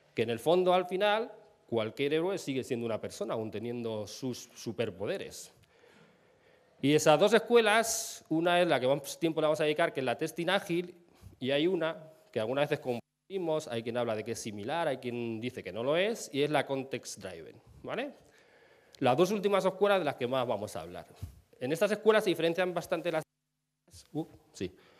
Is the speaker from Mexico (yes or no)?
no; Castilla-La Mancha, Spain; now in Madrid, Spain; vivo en Madrid, soy manchego